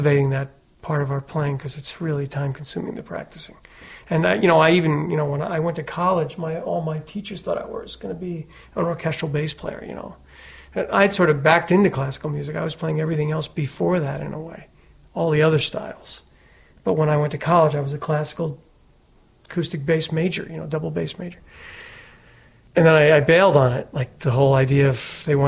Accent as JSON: {"language": "English", "town": "New York City", "region": "New York", "country": "United States", "tie": "born or raised there", "said": "My brother had the guitar, and we grew up in Brooklyn."}